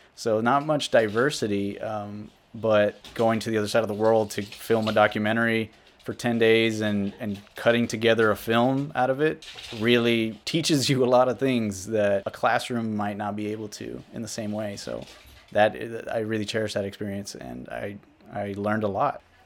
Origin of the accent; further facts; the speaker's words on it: Rio Grande City, Texas, United States; I am from South Texas. I grew up along the U S Mexico border in a small town called Rio Grande City